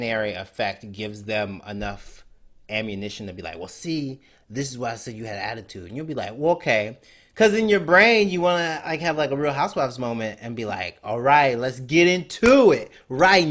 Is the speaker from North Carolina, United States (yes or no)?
no; Mississippi, United States; moved away as an adult; also born or lived in Alabama / New York; I grew up in Mississippi